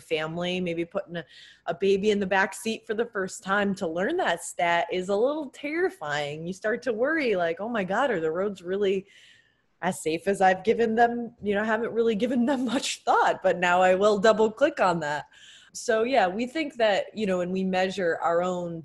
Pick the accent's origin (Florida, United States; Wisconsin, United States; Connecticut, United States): Connecticut, United States; my high school growing up in Connecticut